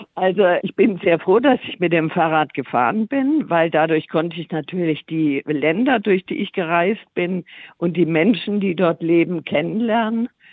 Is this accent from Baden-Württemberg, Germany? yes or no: yes; Tuttlingen, Baden-Württemberg, Germany; ich komme ja aus Süddeutschland, bin in Tuttlingen geboren